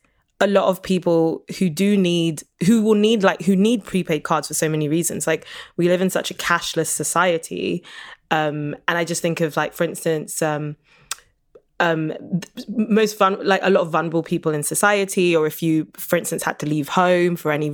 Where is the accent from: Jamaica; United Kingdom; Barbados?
United Kingdom; I'm from Britain, but my heritage is Nigerian.